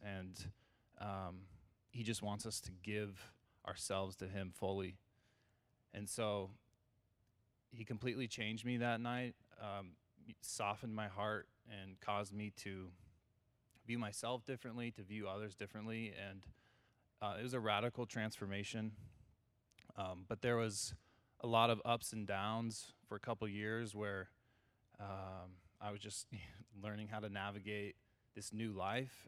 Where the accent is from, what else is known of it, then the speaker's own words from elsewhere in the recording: California, United States; I grew up in California